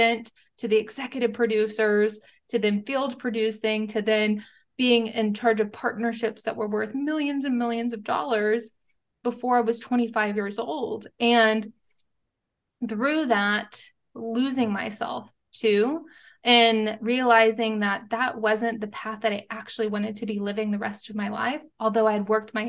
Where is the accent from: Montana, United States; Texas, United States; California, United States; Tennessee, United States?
Texas, United States; moved away as an adult; also born or lived in Los Angeles; I grew up in Texas